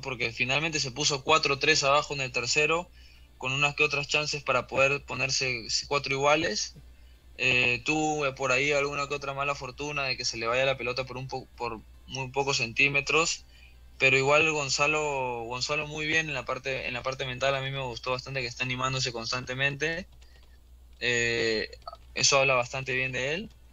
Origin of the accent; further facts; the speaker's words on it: Peru; como peruanos